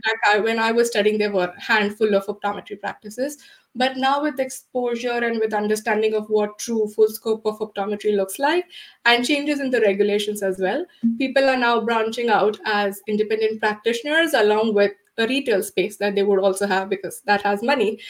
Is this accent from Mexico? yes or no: no; India; moved away as an adult; now in United States; I'm originally from India uh, and I did my optometry in India.